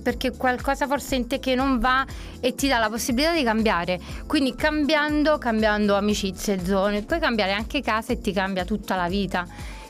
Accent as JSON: {"language": "Italian", "town": "Naples", "region": "Campania", "country": "Italy", "tie": "born or raised there", "moved": "as an adult", "lives_now": "London, United Kingdom", "said": "sono napoletana, doc, Napoli mi scorre nelle vene"}